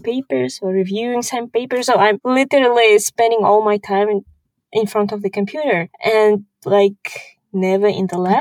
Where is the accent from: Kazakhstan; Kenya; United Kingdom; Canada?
Kazakhstan; English is a second language; also born or lived in Houston, Texas, United States / Switzerland; I'm from Kazakhstan